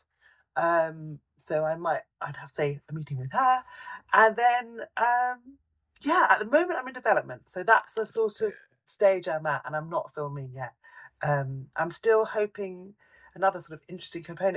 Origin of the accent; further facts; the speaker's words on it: London, United Kingdom; I grew up in London and I still live in London